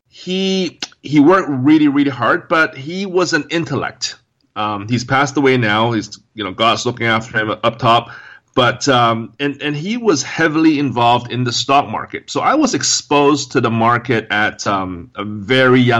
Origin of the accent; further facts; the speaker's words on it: Hong Kong; So I was brought up in Hong Kong, and that's where I was born and raised